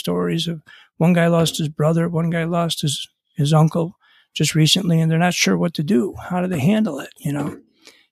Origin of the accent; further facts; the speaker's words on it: Buffalo, New York, United States; I'm from Buffalo